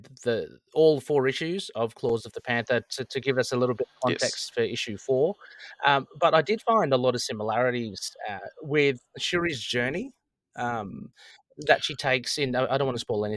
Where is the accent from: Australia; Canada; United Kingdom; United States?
Australia; Sydney, New South Wales; accent: Australian; I'm from Sydney.